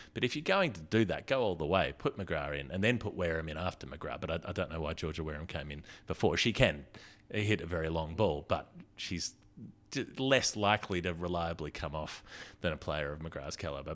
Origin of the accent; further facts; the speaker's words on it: Melbourne, Victoria, Australia; my hometown